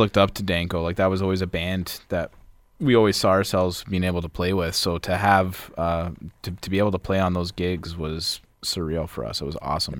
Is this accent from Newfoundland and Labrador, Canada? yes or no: no; Vaughan, Ontario, Canada; we're from Vaughan Woodbridge area. We grew up around there